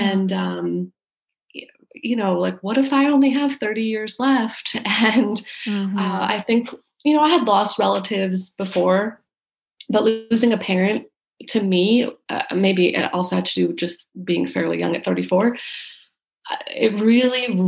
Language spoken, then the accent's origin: English; New Jersey, United States; also born or lived in Chicago; now in Charleston, United States; I'm originally from New Jersey, outside New York City